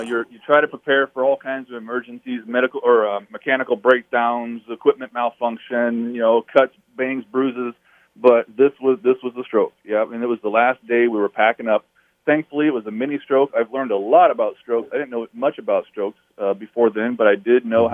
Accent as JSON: {"language": "English", "region": "Alaska", "country": "United States", "tie": "born or raised there", "said": "I was born and raised in Alaska."}